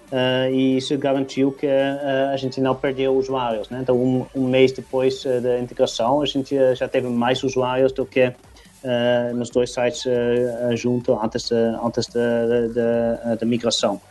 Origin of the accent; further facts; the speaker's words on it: Netherlands; Portuguese is a second language; moved away as an adult; also born or lived in England; now in Brazil; eu sou holandês originalmente